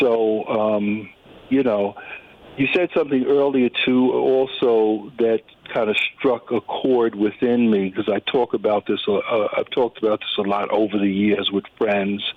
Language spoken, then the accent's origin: English; United States; I'm a black American, but I'm still rooted in cultural norms and traditions going back to the Caribbean